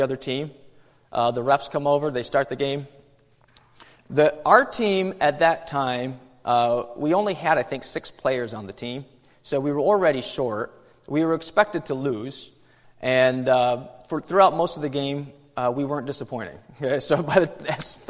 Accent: New York, United States; moved away; I'm from New York, and back when I lived in New York

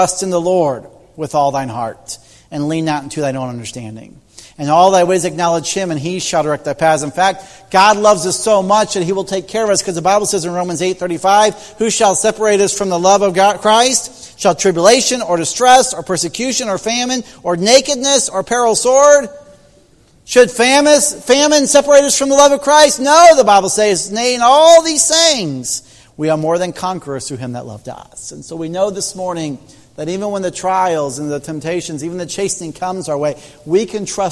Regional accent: Indiana, United States; moved away; as a farm boy growing up in Indiana

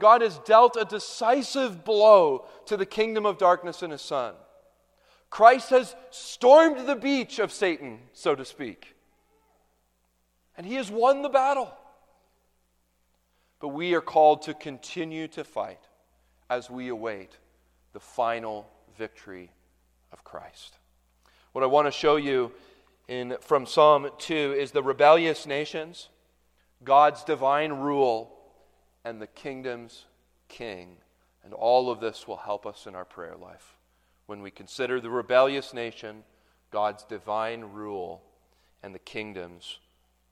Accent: Canada; moved away; I'm Canadian

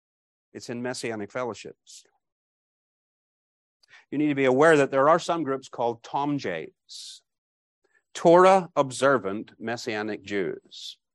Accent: Bangor, Northern Ireland, United Kingdom; My wife grew up in East Belfast. I grew up in Bangor.

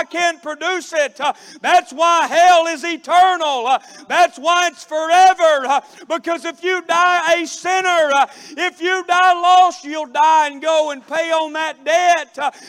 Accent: Florida, United States; one of the boys back in my hometown had mistreated my sister

